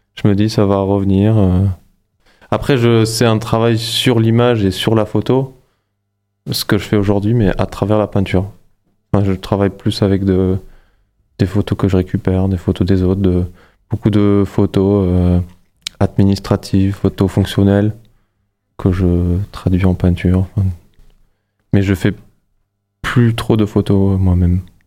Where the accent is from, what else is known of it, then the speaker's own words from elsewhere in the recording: Luxembourg; moved away as an adult; now in Montpellier, France; Je suis né, j'ai grandi au Luxembourg